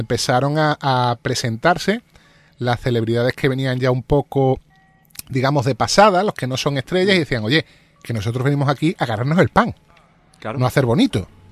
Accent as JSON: {"language": "Spanish", "country": "Spain", "said": "como somos los españoles"}